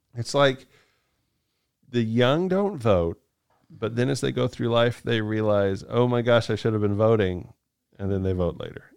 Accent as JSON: {"language": "English", "region": "Kansas", "country": "United States", "tie": "born or raised there", "said": "growing up in Kansas"}